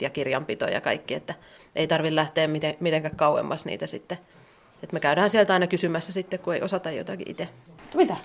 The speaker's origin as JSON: {"language": "Finnish", "town": "Tampere", "region": "Pirkanmaa", "country": "Finland", "moved": "as an adult", "lives_now": "Taivalkoski, Finland", "said": "mäkin olen Tampereelta kotoisin niin, ja lähes koko elämäni kaupungissa asunut"}